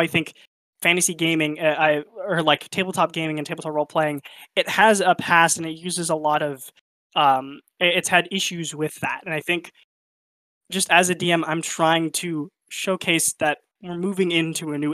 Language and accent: English; United States; I grew up in America and I'm largely white passing